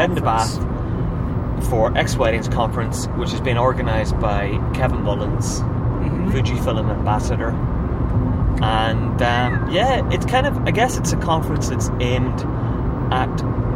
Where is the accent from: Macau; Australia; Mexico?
Mexico; English is a second language; I am a photographer from Mexico. You probably can't tell from my accent, but I am completely and utterly Mexican.